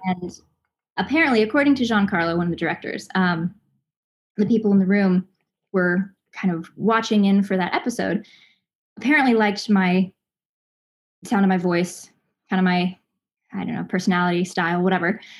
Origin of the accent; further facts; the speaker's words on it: Los Angeles, California, United States; also born or lived in Southern Indiana; I grew up in Los Angeles, um, but I'm from Southern Indiana